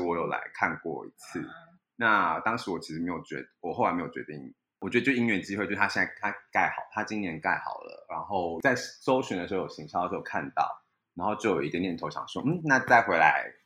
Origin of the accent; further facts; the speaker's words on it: Kaohsiung, Taiwan; now in Taipei, Taiwan; 因为我是高雄人